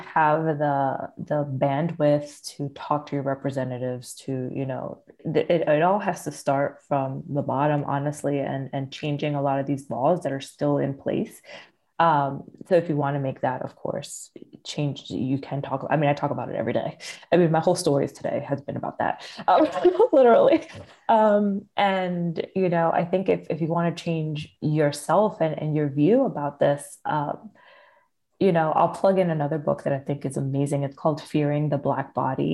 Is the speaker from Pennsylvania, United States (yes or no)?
yes; Philadelphia, Pennsylvania, United States; I'm from Philly